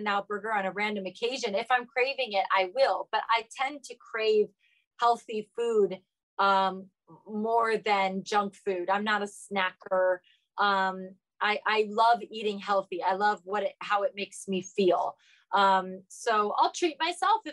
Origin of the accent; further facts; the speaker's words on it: Ohio, United States; I'm from Ohio